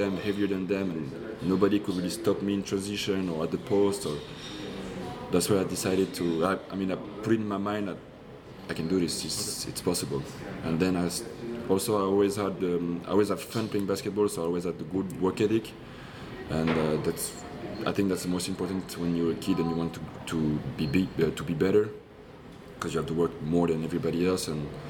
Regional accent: Poitiers, Nouvelle-Aquitaine, France; But it kind of sucks that I'm French. I was born in France. Yeah. I was born even in Poitiers.

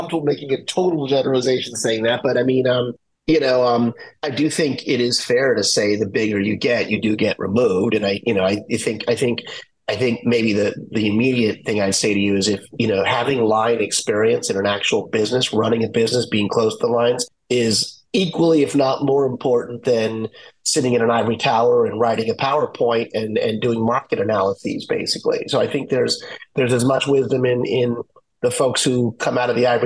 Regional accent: Washington, District of Columbia, United States; I grew up in Washington, D.C., when we used to have a baseball team there

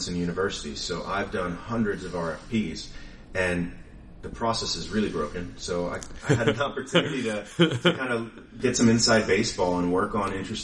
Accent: Philadelphia, Pennsylvania, United States; moved away as an adult; also born or lived in Santa Barbara, California / Washington, D.C.; now in Houston, United States; I'm from Philadelphia. I grew up there.

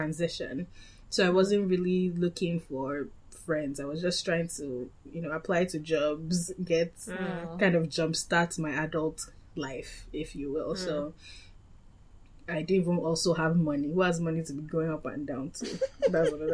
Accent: Lagos, Nigeria; moved away as an adult; also born or lived in Massachusetts / Philadelphia / New York / Australia; now in London, United Kingdom; I was born in Lagos, then I went to boarding school, which is kind of away from home, although not technically, you know, away from the country

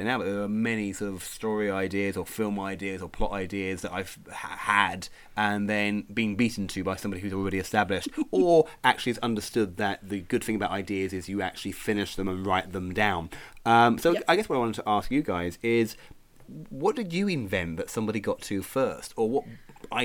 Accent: Croydon, London, United Kingdom; now in Brighton, United Kingdom; when I was growing up in Croydon

